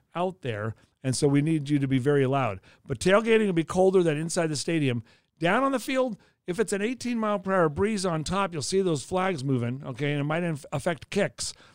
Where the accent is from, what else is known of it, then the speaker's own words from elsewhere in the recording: Los Angeles, California, United States; now in Kansas City, United States; my hometown in Los Angeles